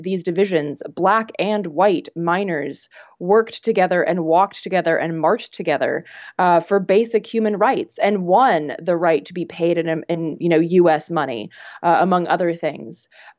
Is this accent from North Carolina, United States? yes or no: yes; North Carolina, United States; moved away; I grew up in North Carolina. And so I, you know, I grew up among like rural Southern folks.